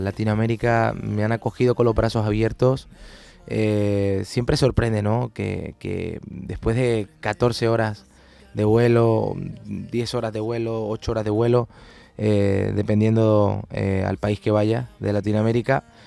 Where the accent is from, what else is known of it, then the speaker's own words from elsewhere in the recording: Palma del Río, Andalusia, Spain; moved away; el de mi pueblo